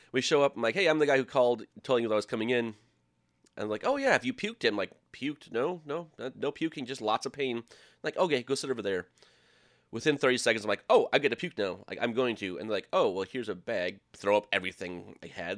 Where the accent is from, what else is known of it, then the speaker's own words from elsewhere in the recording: Minnesota, United States; moved away; also born or lived in Iowa; I was living in Iowa, and I'm from Minnesota